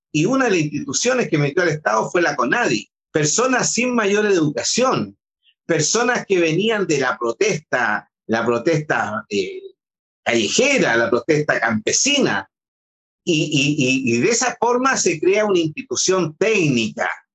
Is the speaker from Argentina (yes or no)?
no; Chile; yo también soy chileno